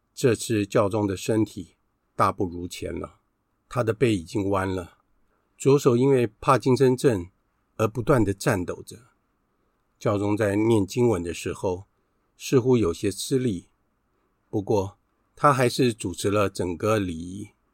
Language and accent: Chinese; Taiwan; 只有我们两个来自于台湾